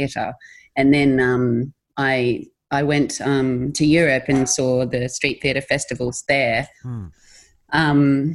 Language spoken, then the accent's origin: English; Australia; being Australian